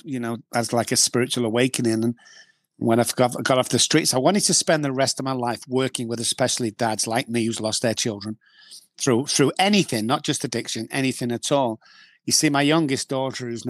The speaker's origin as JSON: {"language": "English", "town": "Manchester", "region": "North West England", "country": "United Kingdom", "tie": "born or raised there", "said": "I grew up in Manchester, England"}